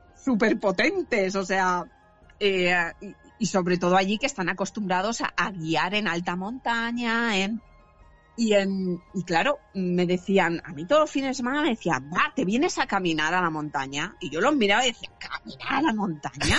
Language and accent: Spanish; San Vicente del Raspeig, Valencian Community, Spain; moved away as an adult; now in Carcaixent, Spain; soy de San Vicente del Raspech, soy alicantina, pero vivo actualmente, pues vivo hace unos siete años aproximadamente